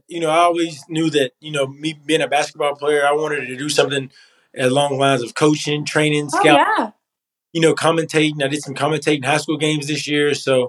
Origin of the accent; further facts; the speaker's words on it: Maysville, Kentucky, United States; moved away as an adult; also born or lived in Knoxville, Tennessee; I grew up in Maysville, Kentucky, small town, playing basketball.